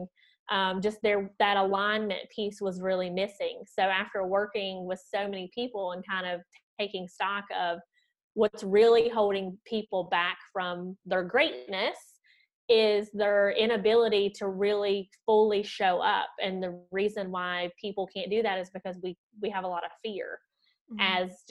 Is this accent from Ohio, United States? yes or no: no; Southern West Virginia, United States; accent: Southern twangy; moved away as an adult; also born or lived in Florida; now in Munich, Germany; you might hear my Southern twangy accent, I'm originally from Southern West Virginia, born and raised.